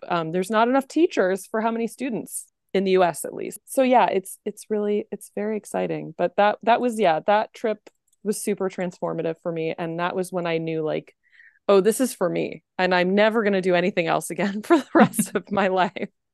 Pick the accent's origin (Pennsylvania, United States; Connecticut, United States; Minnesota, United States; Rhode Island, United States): Pennsylvania, United States; I was born in Pennsylvania